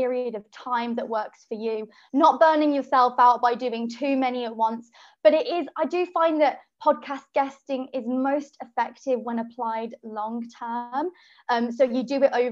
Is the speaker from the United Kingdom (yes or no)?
yes; Birmingham, West Midlands, United Kingdom; now in London, United Kingdom; I'm from Birmingham, but I live in London